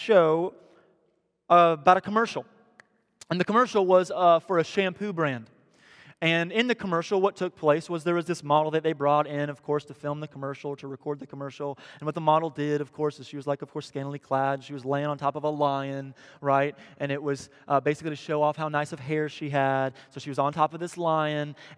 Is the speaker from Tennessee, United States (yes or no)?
no; Missouri, United States; now in Tampa, United States; I'm from Missouri, where Pierce is from